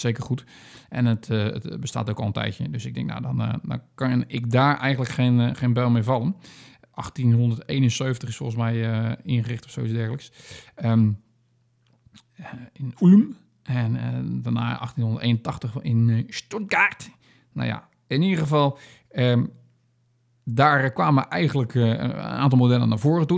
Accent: Netherlands; als echt een Nederlander

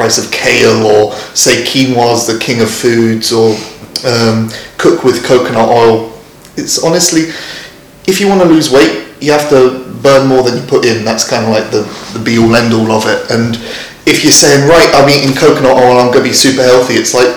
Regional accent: London, United Kingdom; I'm from London

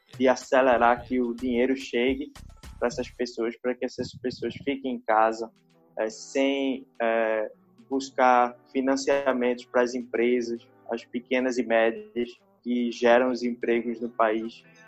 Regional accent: Recife, Pernambuco, Brazil; sou daqui do Recife

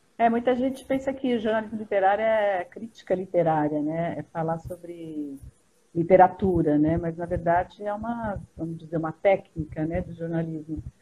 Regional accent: São Paulo, Brazil; Sou paulistana aqui, sempre, a vida toda aqui

